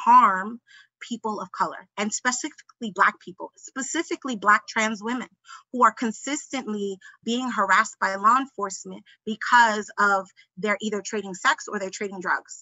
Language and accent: English; New York, United States; I'm from New York